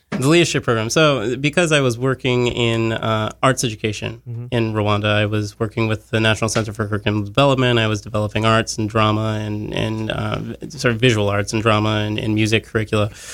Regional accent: Monongahela, Pennsylvania, United States; now in New York, United States; I'm from Monongahela. Pittsburgh's like an hour away

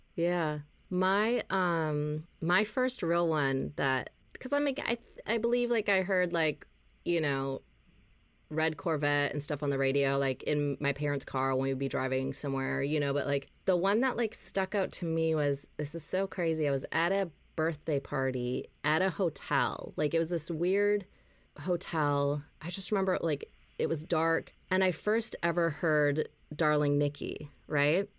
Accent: Minnesota, United States; moved away as an adult; also born or lived in Los Angeles; I moved back from Los Angeles to Minnesota

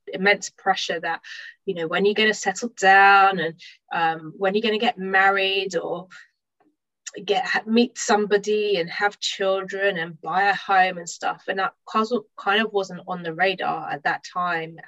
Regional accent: London, United Kingdom; I'm from London. I live in London at the moment.

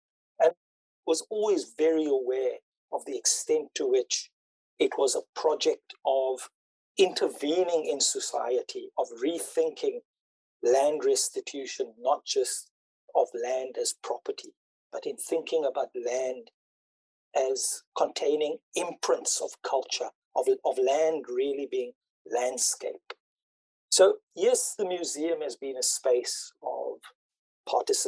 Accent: Cape Town, Western Cape, South Africa; I come from District 6. You know, I was born in District 6. I went to school

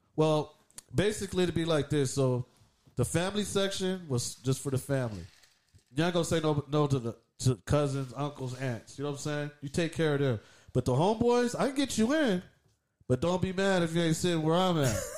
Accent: Southern California, United States; We're from Cali, SoCal.

